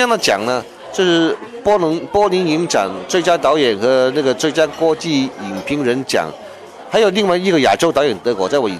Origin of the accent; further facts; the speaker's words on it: China; 占卦这种事情呢，原来是我们中国人的传统啊。